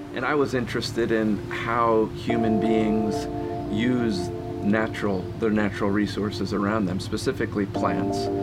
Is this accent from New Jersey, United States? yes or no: yes; New Jersey, United States; I was born in New Jersey in like ultimate suburban New Jersey